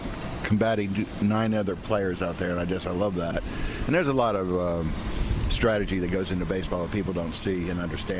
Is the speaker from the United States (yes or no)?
yes; Miami, Florida, United States; I was growing up in Miami and in the Kendall area